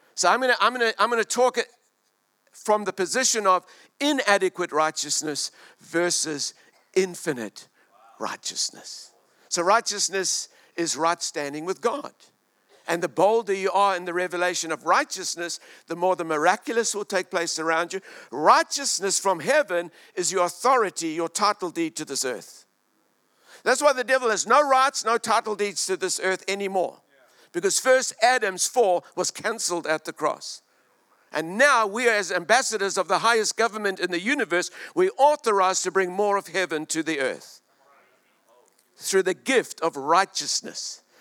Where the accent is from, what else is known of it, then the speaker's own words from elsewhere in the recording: South Africa; moved away as an adult; also born or lived in Australia / Hong Kong; now in New Zealand; I lived in South Africa, Glendonau for 36 years, and then Australia, mate, for 14 years, and Hong Kong for 15 years.